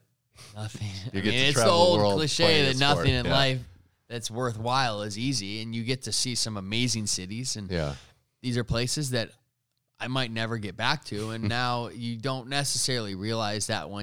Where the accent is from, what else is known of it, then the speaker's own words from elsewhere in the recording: United States; as an American